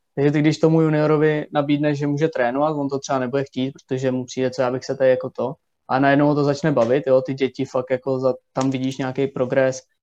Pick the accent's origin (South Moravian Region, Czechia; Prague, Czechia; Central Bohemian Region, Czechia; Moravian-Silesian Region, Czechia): Central Bohemian Region, Czechia; Mladá Boleslav; když jsem byl malý tady v Boleslavi